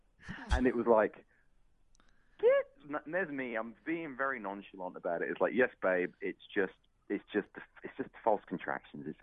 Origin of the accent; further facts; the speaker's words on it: United Kingdom; moved away; being British